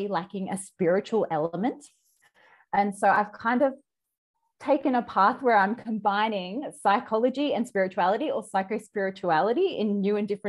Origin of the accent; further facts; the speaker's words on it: Australia; accent: Australian; all around Australia, which you can probably tell by my accent